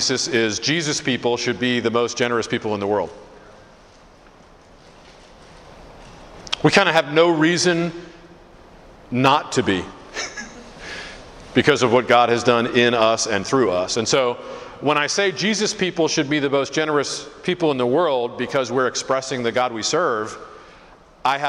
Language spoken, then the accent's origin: English; Philadelphia, Pennsylvania, United States; moved away as an adult; also born or lived in Detroit, Michigan; now in Detroit area, Michigan, United States; I grew up in Philly